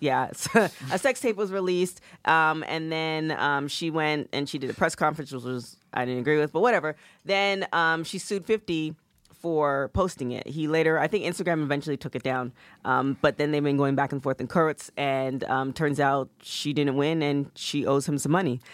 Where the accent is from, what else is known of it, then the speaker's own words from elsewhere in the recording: Canada; growing up in Canada